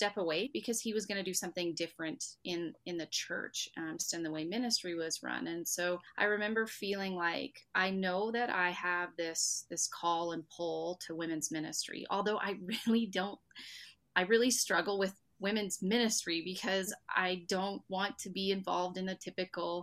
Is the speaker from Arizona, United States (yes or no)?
no; Arkansas, United States; now in Red Deer, Canada; I was born and raised in Arkansas